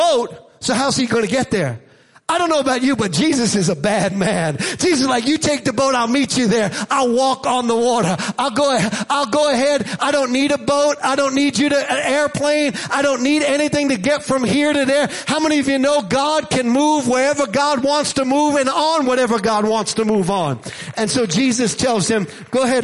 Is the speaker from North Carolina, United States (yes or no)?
no; Jersey Shore, New Jersey, United States; Now, I grew up on the Jersey Shore, near the Jersey Shore.